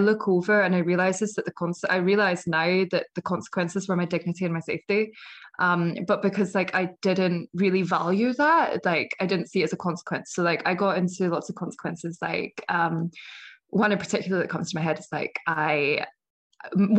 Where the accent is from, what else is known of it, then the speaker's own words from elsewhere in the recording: Scotland, United Kingdom; accent: Scottish; moved away as an adult; also born or lived in United States; As you can probably tell from my accent, I am from Scotland